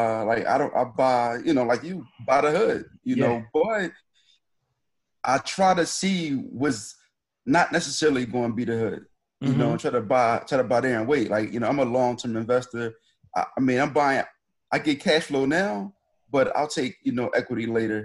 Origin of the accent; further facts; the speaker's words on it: Philadelphia, Pennsylvania, United States; I'm from Philly. I'm from, they used to call it the bottom. Now the lines kind of move. So I'm from 33rd and Hamilton, right? So growing up, my block was dilapidated